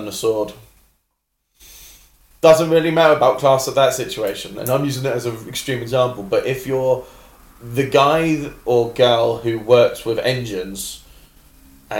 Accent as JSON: {"language": "English", "region": "London", "country": "United Kingdom", "said": "as a Londoner"}